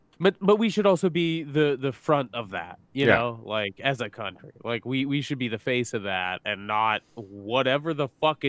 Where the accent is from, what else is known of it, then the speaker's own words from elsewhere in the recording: North Dakota, United States; moved away; And I grew up in North Dakota, and I'm happy to not be in North Dakota because my vote wouldn't count there.